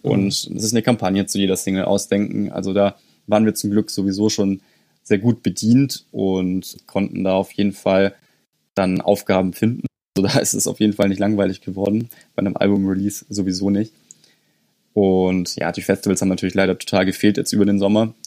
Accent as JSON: {"language": "German", "country": "Germany", "said": "bei uns in Deutschland"}